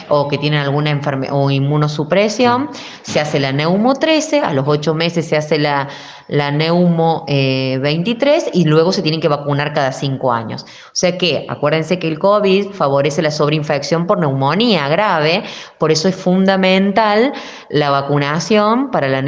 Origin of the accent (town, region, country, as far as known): Argentina